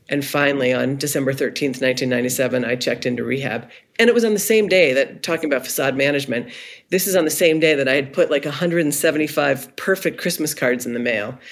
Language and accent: English; Cumberland, Maine, United States; I grew up in Cumberland, Maine, which is just outside of Portland